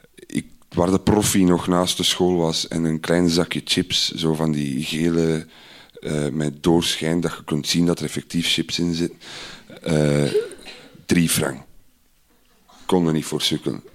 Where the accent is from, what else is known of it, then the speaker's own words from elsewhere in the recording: Idegem, Flanders, Belgium; ik ben opgegroeid in Idergem.